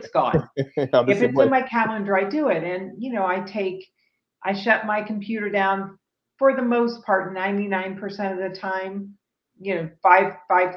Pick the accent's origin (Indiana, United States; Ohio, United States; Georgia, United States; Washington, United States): Ohio, United States; Dayton; moved away as an adult; also born or lived in California; now in Austin, United States; I was born in Dayton, Ohio.